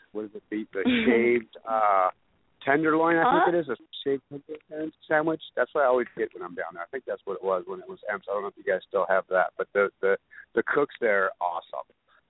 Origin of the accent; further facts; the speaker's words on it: Detroit, Michigan, United States; I'm from Detroit. Come on, man. I'm from Detroit. Of course I can play.